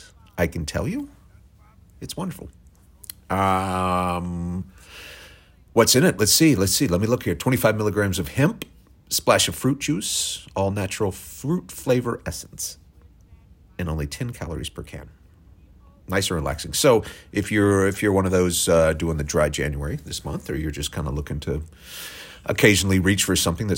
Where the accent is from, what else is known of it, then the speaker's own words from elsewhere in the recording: Oklahoma, United States; I'm white from Oklahoma